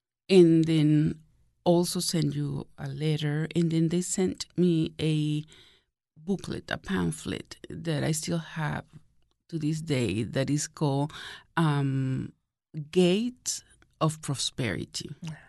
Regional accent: Venezuela; moved away as an adult; now in United States; No, that was in Venezuela. I was born in Venezuela.

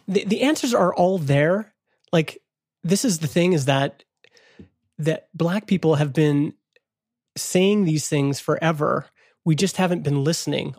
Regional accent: Canada; I'm Canadian

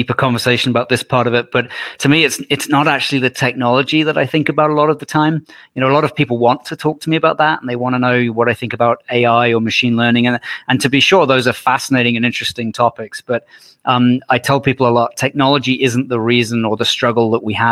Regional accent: United Kingdom; moved away as an adult; now in Calgary, Canada; I went back home to the UK, went to law school for 4 years

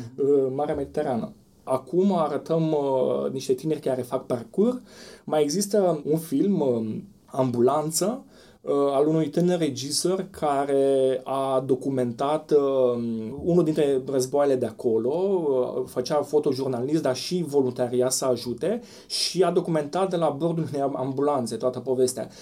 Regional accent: Romania; noi, ca români

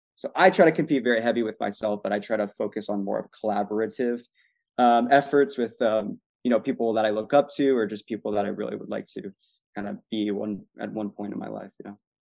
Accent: Arizona, United States; I'm from Arizona too

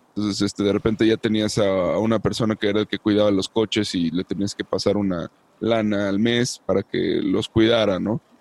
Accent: Mexico; como mexicanos

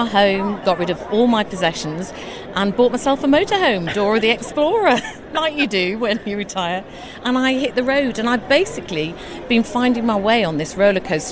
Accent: Yorkshire and the Humber, United Kingdom; moved away; I'm originally from Yorkshire

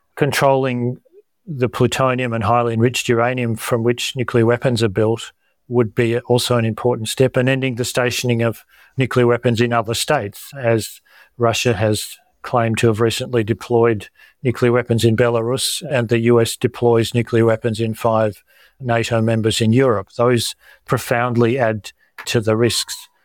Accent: Australia; as Australian and health professionals

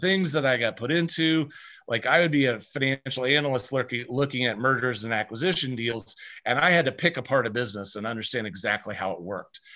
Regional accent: Iowa, United States; I grew up in Iowa

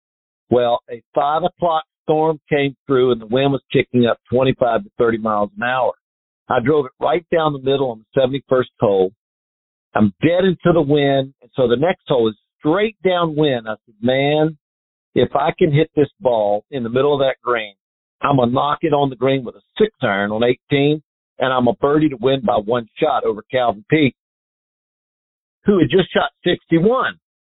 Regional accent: North Carolina, United States; Growing up in North Carolina

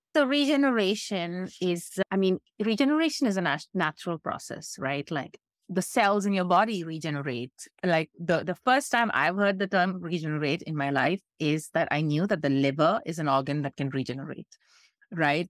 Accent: India; I'm coming from India where this is quite, we, we have really serious problems here

